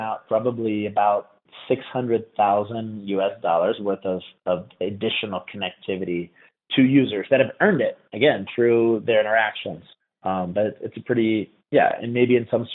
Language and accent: English; United States; moved away as an adult; As an American